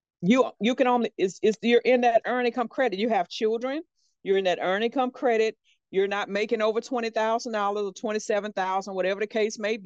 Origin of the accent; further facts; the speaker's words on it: Louisiana, United States; moved away; I'm from Louisiana originally.